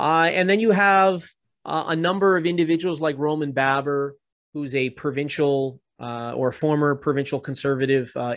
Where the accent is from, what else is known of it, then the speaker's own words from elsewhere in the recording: Canada; as a Canadian